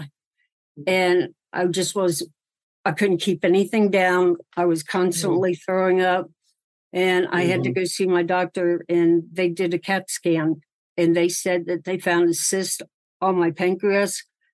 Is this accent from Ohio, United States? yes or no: yes; Cincinnati, Ohio, United States; I was born and raised in Cincinnati, Ohio